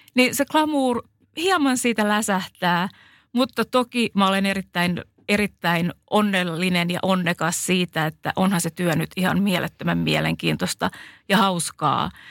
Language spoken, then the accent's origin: Finnish; Finland; accent: Finnish; moved away